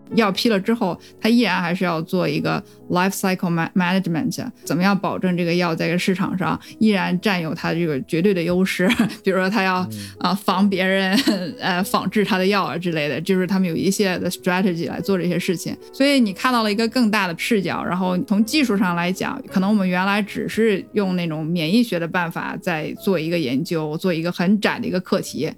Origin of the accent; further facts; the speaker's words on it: China; moved away as an adult; now in United States; 当时因为我们都是中国人，在美国有身份问题